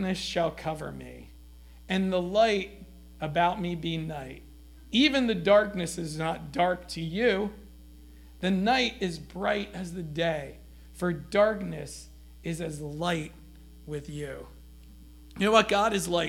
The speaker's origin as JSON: {"language": "English", "country": "United States", "said": "we as American Christians"}